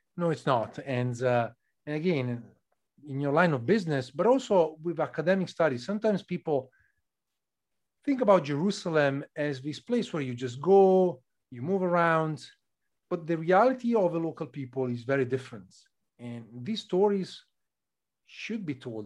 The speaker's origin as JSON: {"language": "English", "region": "northern Italy", "country": "Italy", "said": "from my place in north of Italy"}